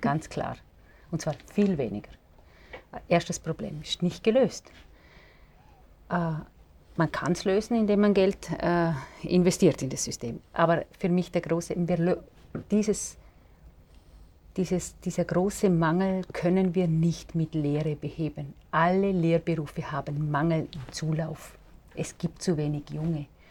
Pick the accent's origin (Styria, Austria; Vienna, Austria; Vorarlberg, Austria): Vorarlberg, Austria; ich komme ja aus Vorarlberg